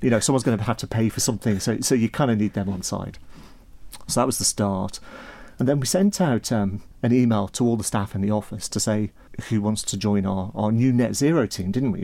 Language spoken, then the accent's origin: English; Isle of Man; I'm from the Isle of Man originally